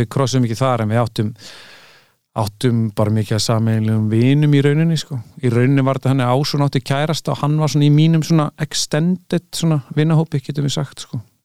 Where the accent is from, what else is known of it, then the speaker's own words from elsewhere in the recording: Reykjavík, Capital Region, Iceland; also born or lived in United States; ég elst ég upp í Fossvogi sko, 108